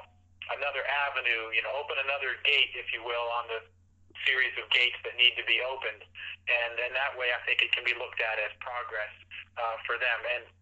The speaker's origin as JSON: {"language": "English", "country": "Saudi Arabia", "tie": "born or raised there", "said": "I grew up in Saudi Arabia in the 60s and 70s, spent many years there, and witnessed a lot of the change."}